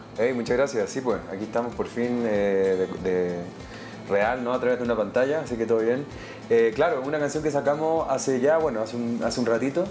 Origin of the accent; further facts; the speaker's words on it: Chile; nos clasifica como chilenos, chilenas y latinoamericanos